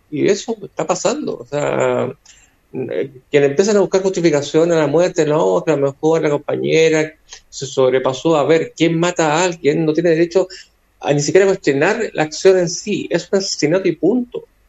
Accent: Coquimbo, Chile; somos chilenas chilenas

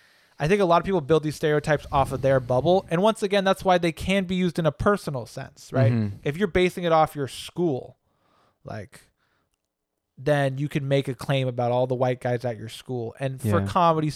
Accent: California, United States; And we grew up in the Bay Area.

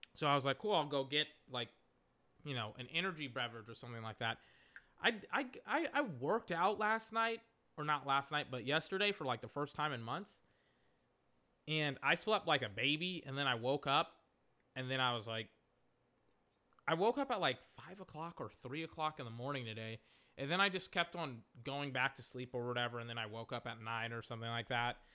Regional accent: Texas, United States; I'm from Texas.

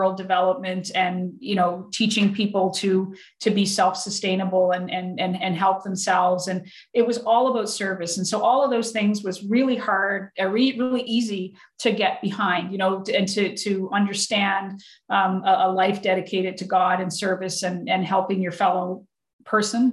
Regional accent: Antigonish, Nova Scotia, Canada; I grew up, obviously, the town I grew up with in Anakinish, you know, it was 97% Catholic

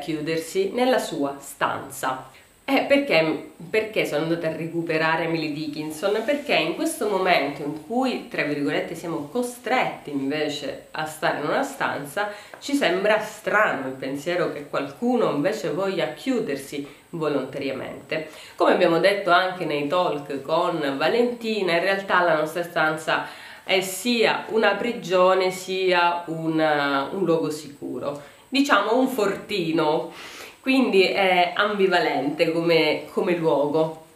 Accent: Sicily, Italy; da siciliani

